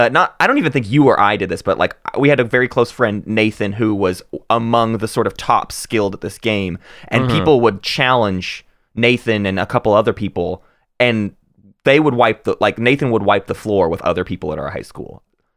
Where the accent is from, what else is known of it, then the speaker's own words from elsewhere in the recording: Arkansas, United States; we're growing up in Arkansas, Northwest Arkansas.